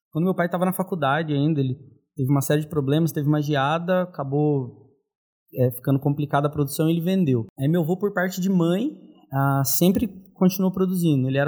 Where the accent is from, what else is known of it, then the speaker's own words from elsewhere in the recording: São Paulo, Brazil; also born or lived in Três Pontas; Então, eu sou de Três Pontas, mas eu moro em São Paulo desde os meus três anos. Tem 28 anos que eu estou aqui.